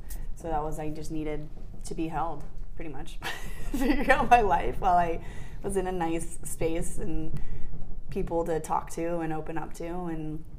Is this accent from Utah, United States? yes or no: yes; Park City, Utah, United States; also born or lived in Santa Barbara / Los Angeles; now in San Diego, United States; So San Diego has been my home twice. I moved originally from Park City to Santa Barbara.